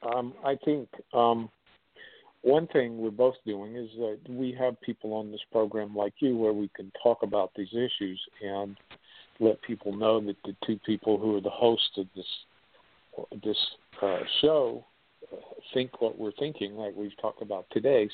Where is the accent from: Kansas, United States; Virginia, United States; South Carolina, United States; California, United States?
South Carolina, United States; I grew up in South Carolina and went to school there